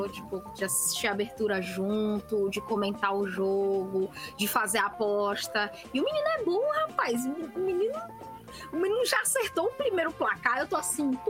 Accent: Brazil; a gente é brasileiro

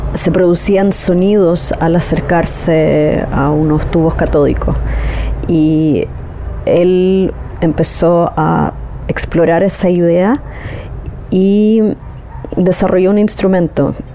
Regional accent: Chile; Soy exploradora sonora y terminista de Chile

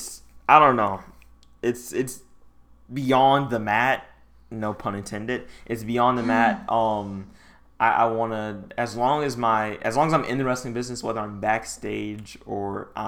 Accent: Detroit, Michigan, United States; I'm from Detroit

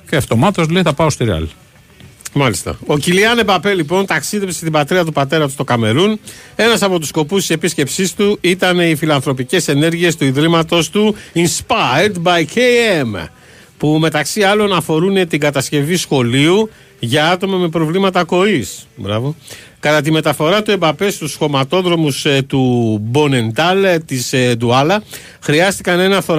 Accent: southern Greece, Greece; Και εμεί είμαστε που είμαστε από Νότια Ελλάδα μέχρι να φτάσουμε στη Θάσο

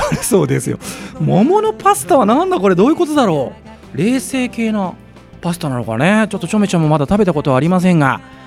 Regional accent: Yamanashi, Japan; 私の地元ですね、えー、山梨県山梨

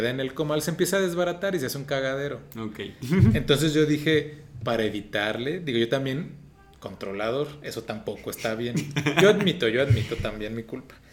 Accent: Mexico; creo que fracasé como mexicano

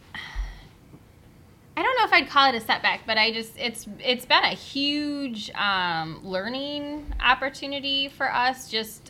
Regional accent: Battle Creek, Michigan, United States; Born and raised

